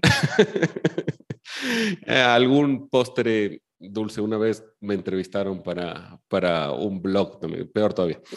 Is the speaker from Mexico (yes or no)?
no; Chile; yo soy chileno de nacimiento